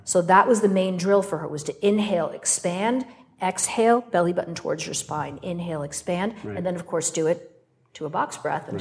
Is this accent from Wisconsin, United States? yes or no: yes; Wisconsin, United States; moved away; also born or lived in North Carolina; I was born in Wisconsin